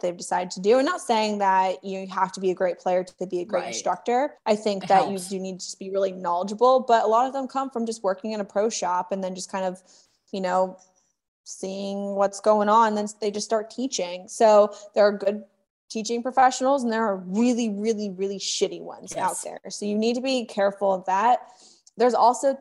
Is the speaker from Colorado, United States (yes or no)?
yes; Colorado, United States; I grew up in Colorado